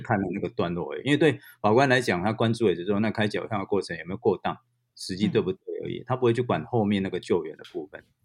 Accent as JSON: {"language": "Chinese", "country": "Taiwan", "said": "我们台湾人"}